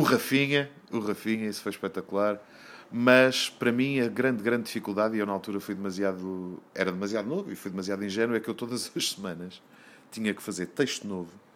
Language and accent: Portuguese; Azores, Portugal; sobre os Açores, sobre a minha terra